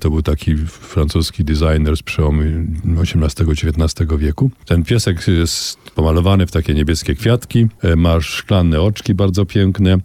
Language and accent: Polish; Kielce, Świętokrzyskie Voivodeship, Poland; moved away as an adult; całe moje dzieciństwo w Kielcach do 17 roku życia